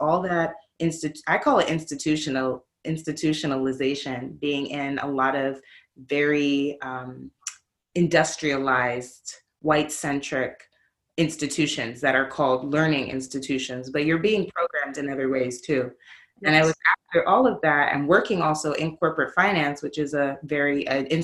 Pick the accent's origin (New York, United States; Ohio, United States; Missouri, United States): New York, United States; New York City; also born or lived in Brooklyn; now in Oakland, United States; I'm from New York City. I'm born in Brooklyn, raised in the Bronx